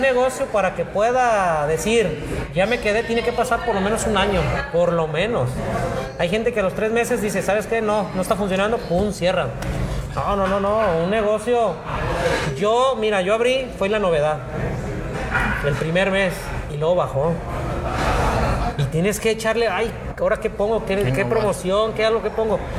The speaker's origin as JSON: {"language": "Spanish", "town": "Ixtlán del Río", "region": "Nayarit", "country": "Mexico", "tie": "born or raised there", "also_born_or_lived": "Guadalajara", "said": "a mi pueblo querido, Islán del Río"}